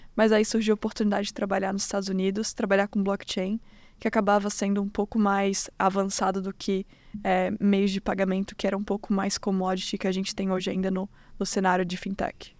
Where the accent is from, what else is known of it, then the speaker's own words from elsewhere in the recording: Florianópolis, Santa Catarina, Brazil; moved away as an adult; now in United States; Sou manezinha